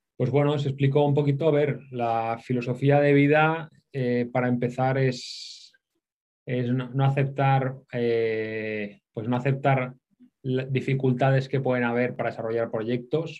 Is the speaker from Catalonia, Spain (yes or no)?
yes; Barcelona, Catalonia, Spain; moved away as an adult; also born or lived in Thailand; Yo soy de Barcelona